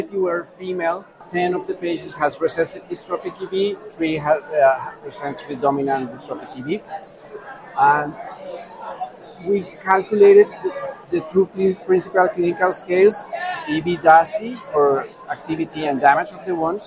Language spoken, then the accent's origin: English; Bogotá, Colombia; I'm from Bogota, Colombia, where I am based.